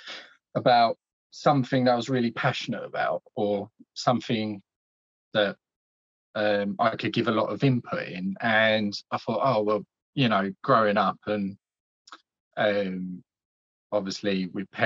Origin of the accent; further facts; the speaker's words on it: Essex, East of England, United Kingdom; also born or lived in Scotland; So originally I was born in Scotland, but my dad got a job down here when I was 6 months old. So I've been living in Essex pretty much all my life.